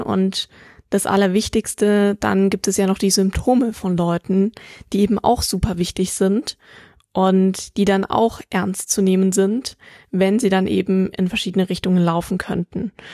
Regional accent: Germany; hier bei uns in Deutschland

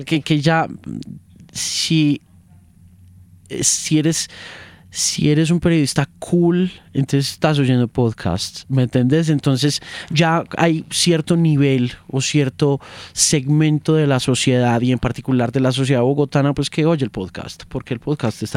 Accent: United States; moved away; yo me crié en la USA y me crié en el Spanglish, del cubano, americano y del latino

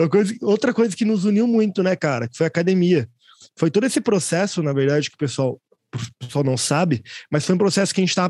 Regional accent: Manaus, Amazonas, Brazil; born there; Uma das coisas mais importantes para mim é, e sobre mim é que eu sou manauara, sou nascido em Manaus, tenho uma história bem grande aí no Brasil

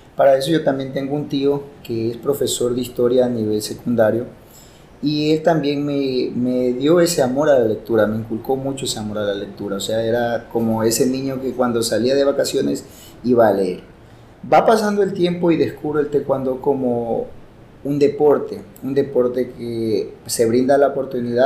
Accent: Guayaquil, Guayas, Ecuador; moved away as an adult; now in Nueva Loja, Ecuador; guayaquileño de nacimiento, obviamente, y de corazón también

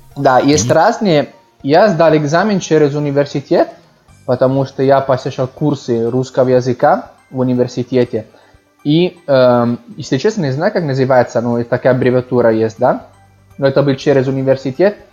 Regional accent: Milan, Lombardy, Italy; Russian is a second language; also born or lived in Moscow; я родился в Милане, и там жил, ну, большинство моей жизни, практически всю жизнь. Да, так что я из Милана могу сказать

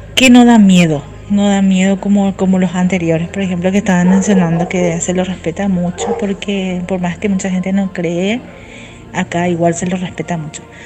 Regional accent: Paraguay; Soy estén de Paraguay.

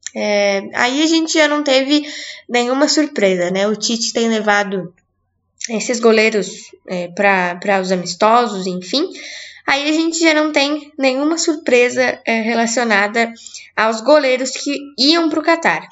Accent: Brazil; nós somos brasileiros

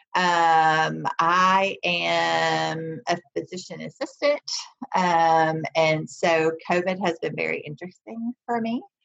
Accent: the South, United States; growing up in the South

